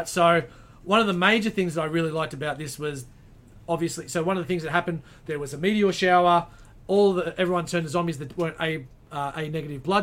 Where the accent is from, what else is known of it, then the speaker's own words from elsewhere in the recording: Australia; I was quite proud being an Aussie